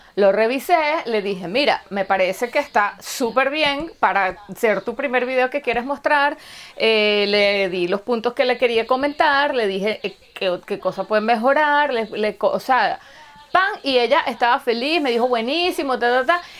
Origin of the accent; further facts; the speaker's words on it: Venezuela; moved away; nosotras somos venezolanas, estamos fuera de nuestro país de origen